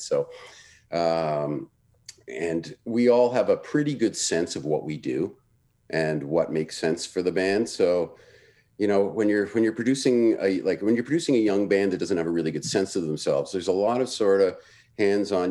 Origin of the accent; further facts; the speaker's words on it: Toronto, Ontario, Canada; moved away as an adult; also born or lived in Vancouver / Montreal; I grew up in Toronto